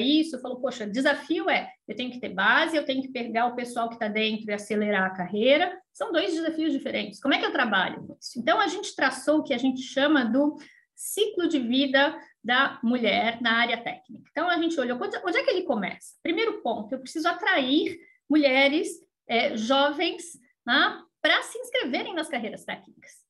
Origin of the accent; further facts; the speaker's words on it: São Paulo, Brazil; moved away as an adult; now in Florianópolis, Brazil; sou de São Paulo, morava em São Paulo nessa época